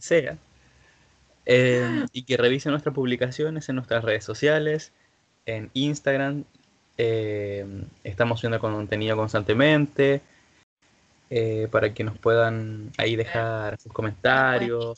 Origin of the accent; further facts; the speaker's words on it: Villa Alemana, Valparaíso, Chile; soy de Villa Alemana